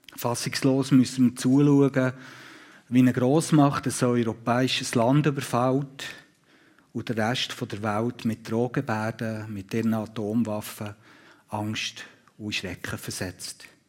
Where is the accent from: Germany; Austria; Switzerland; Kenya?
Switzerland; hier bei uns in der Schweiz